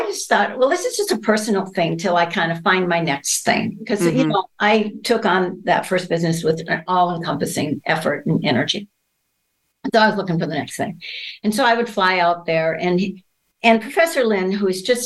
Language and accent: English; Minnesota, United States; I'm from Minnesota.